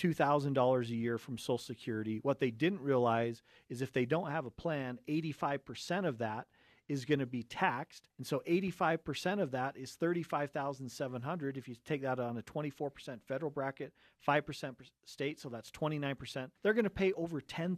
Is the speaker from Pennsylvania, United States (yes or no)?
no; Cottonwood Heights, Utah, United States; And we come from a family of seven kids. We grew up right here in Cottonwood Heights.